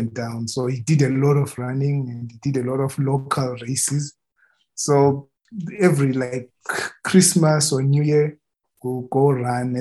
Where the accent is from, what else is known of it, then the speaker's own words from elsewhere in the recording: Bulawayo, Zimbabwe; moved away as an adult; also born or lived in Harare, Zimbabwe; now in Namibia; I was born in Zimbabwe. So I grew up in a town called Bulawayo